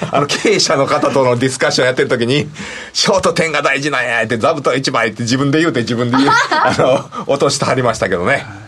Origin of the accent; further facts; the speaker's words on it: Kansai, Japan; accent: Kansai-ben; だいぶちょっと関西弁出てるんですけど